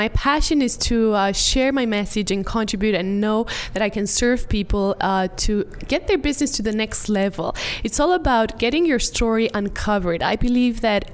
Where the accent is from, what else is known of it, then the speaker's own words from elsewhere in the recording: Romania; I organize live events, mainly in my home country in Romania